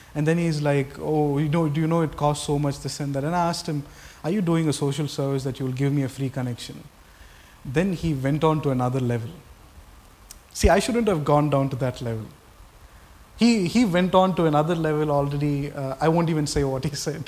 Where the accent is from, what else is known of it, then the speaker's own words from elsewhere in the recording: Tamil Nadu, India; I was born in Tamil Nadu